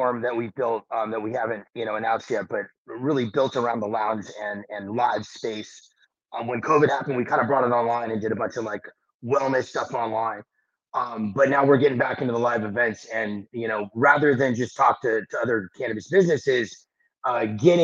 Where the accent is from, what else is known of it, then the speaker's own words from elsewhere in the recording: Los Angeles, California, United States; I'm originally from Los Angeles